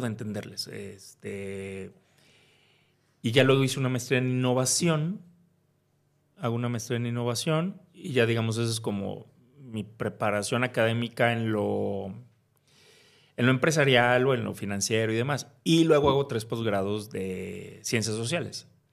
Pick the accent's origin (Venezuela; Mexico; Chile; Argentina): Mexico; Veracruz; moved away as an adult; also born or lived in Puebla / Spain / New York; soy de Veracruz. Este, nací ahí, crecí ahí.